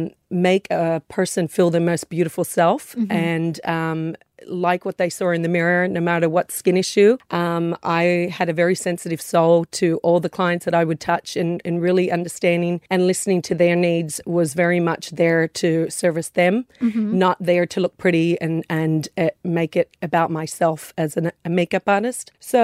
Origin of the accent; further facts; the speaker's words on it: Australia; born there; also born or lived in United States; So seen a lot, worked in a lot of areas internationally, but Australian born.